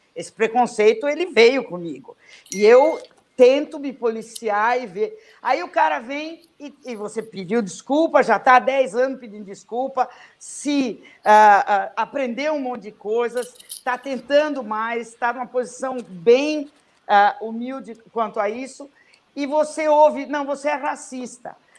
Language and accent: Portuguese; Brazil; caí aqui no Brasil, nasci aqui